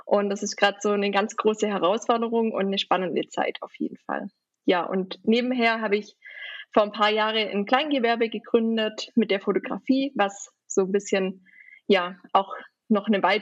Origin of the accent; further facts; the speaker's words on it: Baden-Württemberg, Germany; Ich komme eben aus der Nähe von Ravensburg, also auch in der Nähe vom Bodensee.